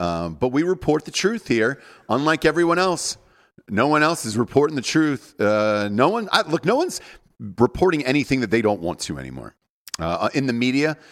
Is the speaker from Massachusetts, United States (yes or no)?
no; Georgia, United States; I'm from Georgia, right? I'm from the South